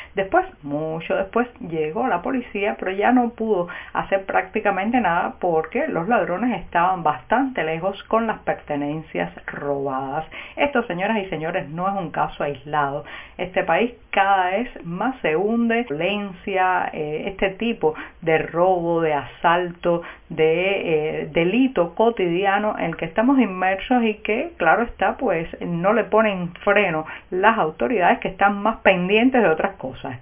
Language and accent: Spanish; Cuba